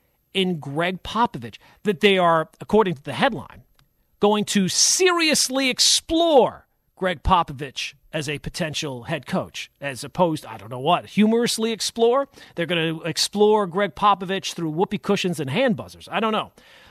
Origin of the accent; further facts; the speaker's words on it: Long Island, New York, United States; moved away; I grew up on Long Island, was there for 30 years.